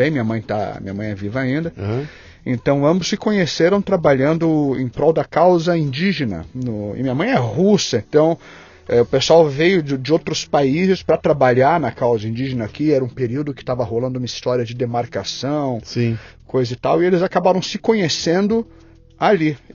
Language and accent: Portuguese; Porto Alegre, Rio Grande do Sul, Brazil; born there; also born or lived in abroad; eu cresci é, é, metade no Brasil, metade fora do Brasil. Minha vida foi meio a meio